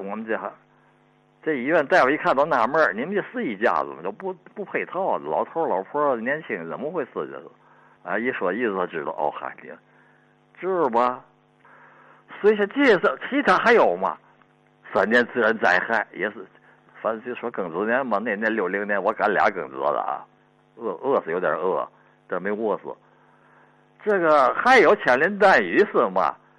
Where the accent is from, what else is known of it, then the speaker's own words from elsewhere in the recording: Tianjin, China; 我小的时候是在那个四十年代吧。那黄虫，天津